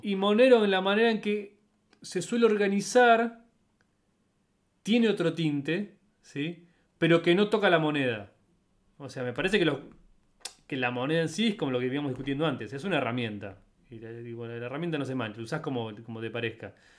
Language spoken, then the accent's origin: Spanish; Argentina; yo como argentino